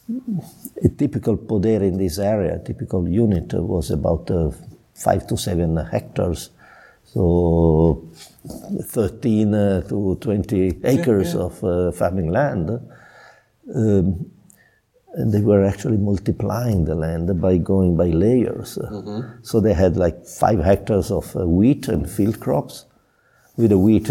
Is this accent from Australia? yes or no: no; Piedmont, Italy; now in Chianti, Italy; I'm from Piedmont.